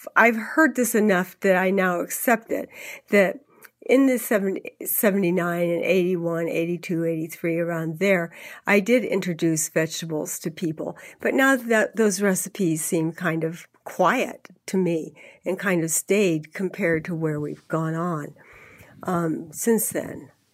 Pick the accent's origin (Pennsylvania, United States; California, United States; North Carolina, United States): California, United States; moved away; I am a Californian originally, um, even though I've lived here for, for three decades or more.